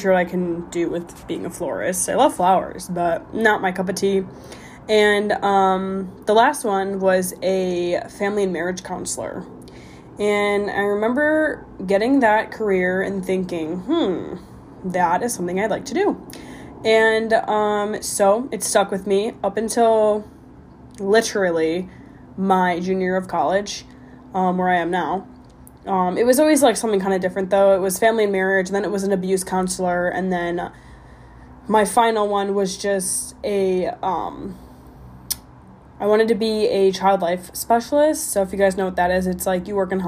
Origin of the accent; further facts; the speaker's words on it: Illinois, United States; moved away as an adult; also born or lived in Arizona; I grew up in Illinois, just a small little suburb